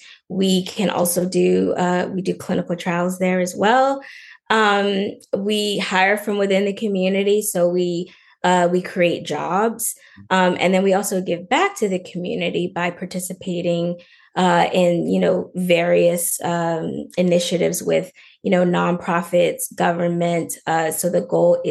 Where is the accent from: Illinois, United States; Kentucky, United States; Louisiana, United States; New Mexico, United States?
Louisiana, United States; Lafayette; now in Los Angeles, United States; I'm originally from Louisiana, from Lafayette, Louisiana